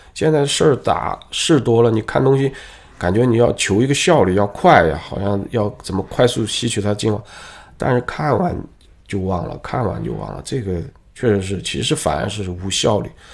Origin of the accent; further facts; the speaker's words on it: China; 可能特别我们东方人或者我们中国人的特性吧